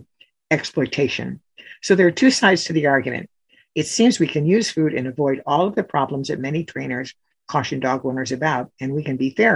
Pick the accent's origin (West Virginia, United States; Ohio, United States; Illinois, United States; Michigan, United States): Illinois, United States; Chicago; I grew up in Chicago